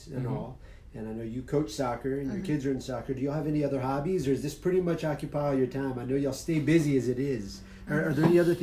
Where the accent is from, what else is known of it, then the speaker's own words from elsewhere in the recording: Houston, Texas, United States; now in Benbrook, United States; I'm a big city boy. I'm from Houston.